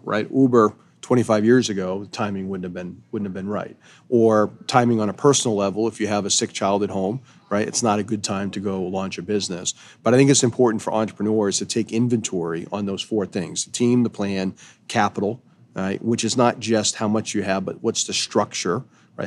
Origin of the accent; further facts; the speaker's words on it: Eastport, Maine, United States; Eastport is the easternmost point in the United States, happens to be my hometown